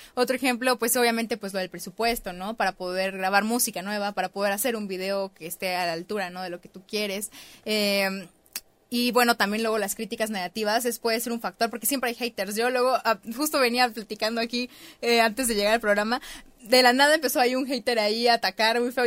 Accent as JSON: {"language": "Spanish", "town": "Tapachula", "region": "Chiapas", "country": "Mexico", "moved": "as an adult", "lives_now": "Mexico City, Mexico", "said": "en Tapachula, que es de donde yo soy"}